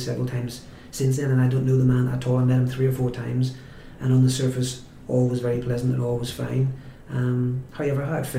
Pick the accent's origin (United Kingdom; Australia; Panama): United Kingdom; Newcastle, North East England; there are three or four things people will say if you say I'm from Newcastle.